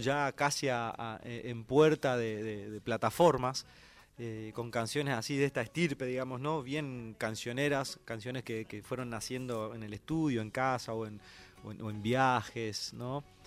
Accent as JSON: {"language": "Spanish", "town": "Santo Tomé", "region": "Corrientes", "country": "Argentina", "tie": "born or raised there", "moved": "yes", "said": "mi querido pueblo Santo Tomé"}